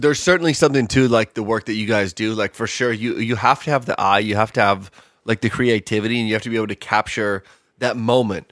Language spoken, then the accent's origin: English; Detroit, Michigan, United States; moved away as an adult; I'm a transplant from Detroit